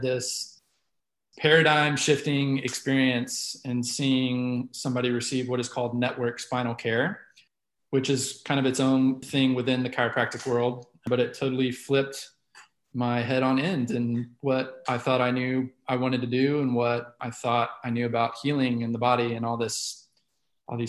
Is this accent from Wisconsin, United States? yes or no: no; Dallas, Texas, United States; also born or lived in Oklahoma; I was born and raised here in Dallas, Texas